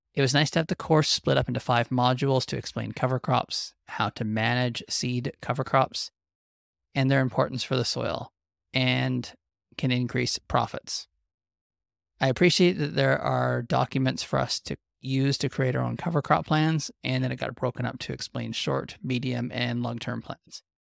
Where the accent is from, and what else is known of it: Western Canadian Prairies, Canada